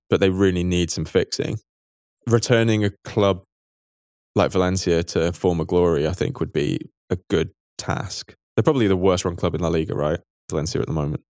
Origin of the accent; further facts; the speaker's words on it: United Kingdom; now in Berlin, Germany; we're British